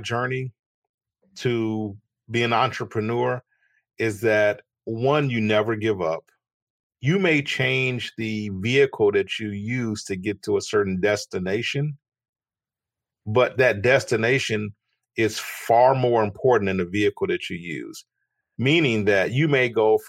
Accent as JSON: {"language": "English", "town": "Chicago", "region": "Illinois", "country": "United States", "tie": "born or raised there", "said": "I was born in Chicago in the United States, and I grew up to a modest family"}